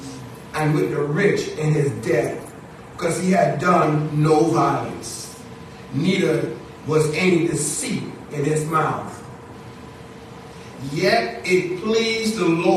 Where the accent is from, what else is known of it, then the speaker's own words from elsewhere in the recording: Bahamas; now in United States; As a little boy, growing up in the Bahamas